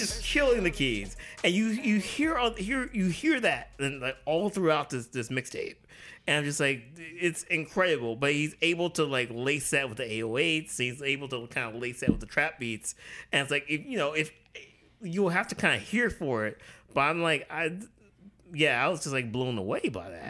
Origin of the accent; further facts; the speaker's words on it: the South, United States; I grew up in the South